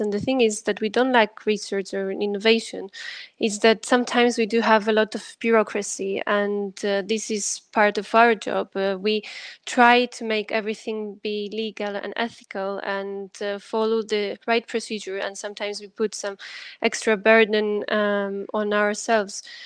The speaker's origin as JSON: {"language": "English", "country": "Greece", "said": "I'm also coming from Greece"}